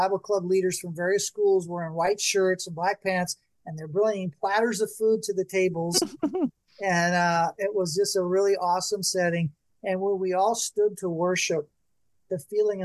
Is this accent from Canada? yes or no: no; Bakersfield, California, United States; my hometown of Bakersfield.